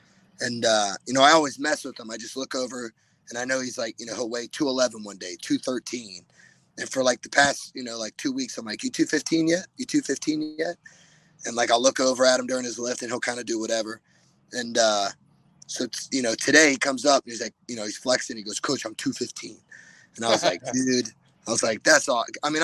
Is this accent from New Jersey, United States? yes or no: no; Olentangy, Ohio, United States; moved away; he's from my hometown.